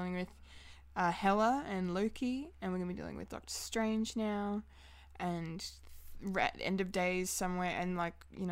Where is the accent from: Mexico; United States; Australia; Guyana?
Australia; someone asked me if I was from England. When I was talking. Yeah. No, Australia.